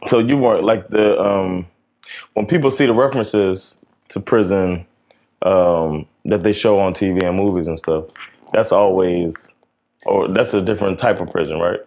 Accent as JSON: {"language": "English", "region": "South Florida", "country": "United States", "tie": "born or raised there", "moved": "yes", "lives_now": "Sweden", "said": "growing up down here in South Florida"}